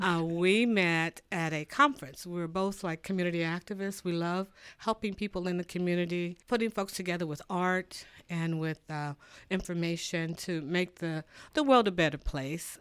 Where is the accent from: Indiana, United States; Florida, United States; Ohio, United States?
Indiana, United States; Muncie; also born or lived in Atlanta, Georgia / Washington, D.C. / Carlsbad, New Mexico; I grew up here in Muncie